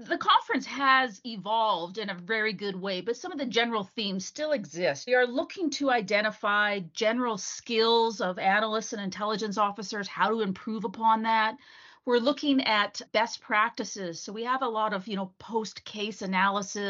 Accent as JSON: {"language": "English", "town": "Vancouver", "region": "British Columbia", "country": "Canada", "tie": "born or raised there", "said": "Vancouver, my hometown"}